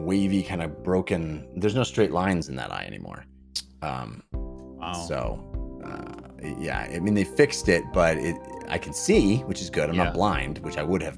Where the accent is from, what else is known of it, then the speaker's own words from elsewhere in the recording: Bay Area, California, United States; moved away as an adult; also born or lived in Santa Barbara, California / Los Angeles, California; now in Colorado, United States; I grew up in the Bay Area and moved down to Santa Barbara for college